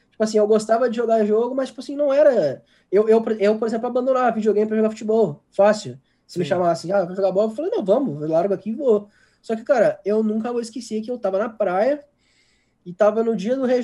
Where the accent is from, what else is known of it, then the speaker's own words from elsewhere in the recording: Porto Alegre, Rio Grande do Sul, Brazil; eu sou de Porto Alegre